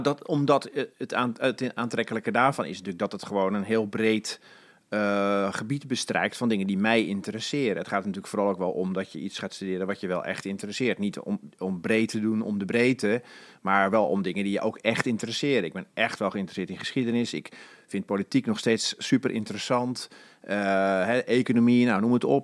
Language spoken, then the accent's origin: Dutch; Alkmaar, North Holland, Netherlands; ik ben in Alkmaar opgegroeid